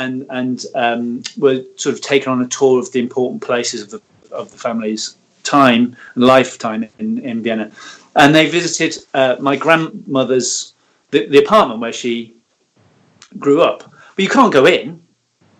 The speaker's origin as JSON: {"language": "English", "town": "Manchester", "region": "North West England", "country": "United Kingdom", "tie": "born or raised there", "moved": "yes", "said": "I grew up in Manchester, just off the motor, the M62"}